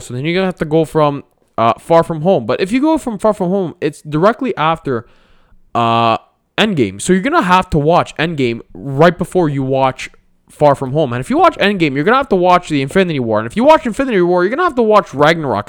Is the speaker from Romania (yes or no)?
no; Canada; I'm Italian Canadian